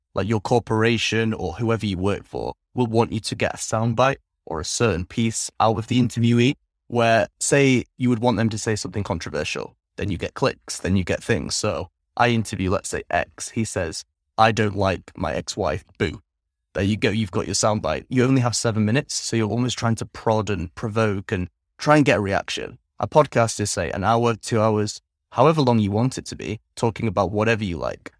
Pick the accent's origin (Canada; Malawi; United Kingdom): United Kingdom; England; moved away as an adult; also born or lived in Netherlands; now in Vietnam; I grew up primarily in England, from the ages of three until twenty-two